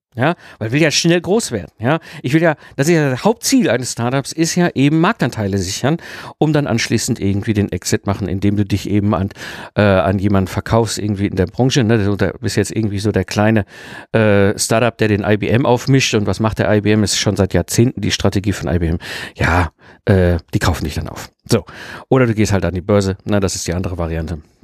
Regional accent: Ruhr area, North Rhine-Westphalia, Germany; ich bin ja im Ruppert geboren und groß geworden, also so schön zwischen Kohle und Stahl

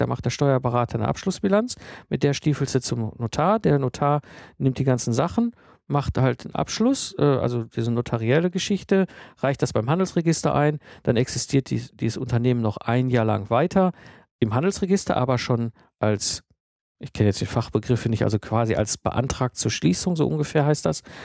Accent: Germany; bei uns in Deutschland

